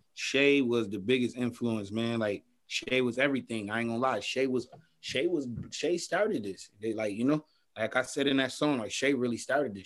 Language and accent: English; Buffalo, New York, United States; I grew up on Warren Street